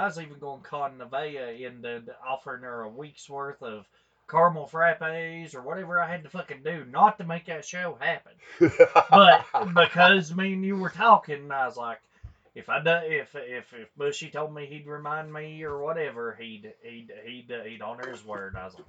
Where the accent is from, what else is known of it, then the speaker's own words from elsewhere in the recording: the South, United States; I'm from the South, damn it.